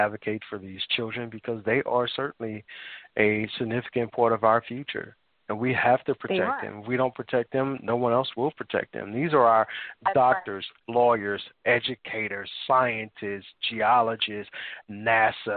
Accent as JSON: {"language": "English", "region": "Illinois", "country": "United States", "tie": "born or raised there", "said": "I grew up in Illinois, in a small town"}